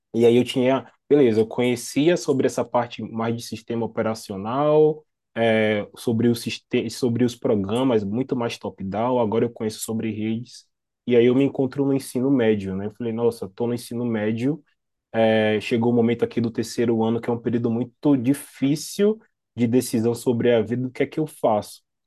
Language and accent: Portuguese; Salvador, Bahia, Brazil; sou natural de Salvador, Bahia, mas eu sempre falo que eu sou de Itapuã, porque é um bairro